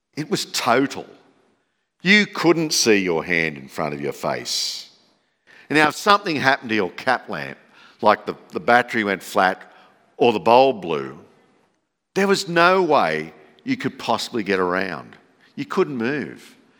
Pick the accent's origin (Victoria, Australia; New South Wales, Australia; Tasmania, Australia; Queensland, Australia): New South Wales, Australia; Campbelltown; moved away as an adult; also born or lived in Sydney; now in Dalby, Australia; growing up in Campbelltown, which is about the size of Dolby then, there were no light displays.